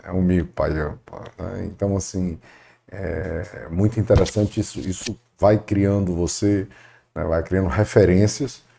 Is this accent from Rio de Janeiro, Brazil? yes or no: no; Fortaleza, Ceará, Brazil; eu nasci em Fortaleza